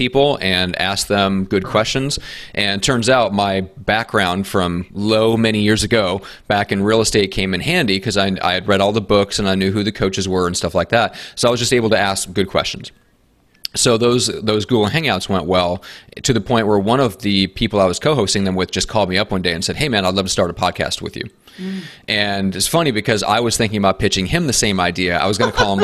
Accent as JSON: {"language": "English", "region": "Midwest", "country": "United States", "moved": "yes", "lives_now": "San Diego, United States", "said": "based in San Diego, although I'm not originally from here, I'm from the Midwest and the States and from the land of cold and snow."}